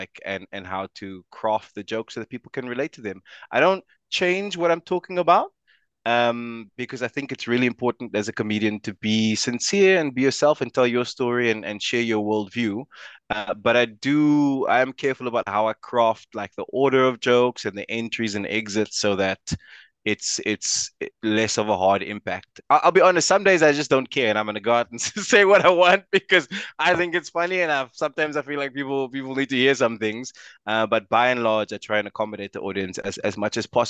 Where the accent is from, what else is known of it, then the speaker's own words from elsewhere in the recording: South Africa; I'm South African